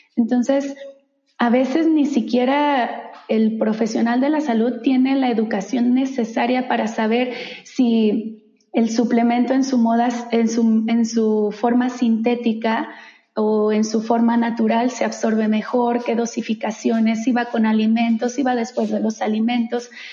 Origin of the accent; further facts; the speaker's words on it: Guadalajara, Jalisco, Mexico; moved away as an adult; also born or lived in San Francisco; una chica de origen tapatía, soy de Guadalajara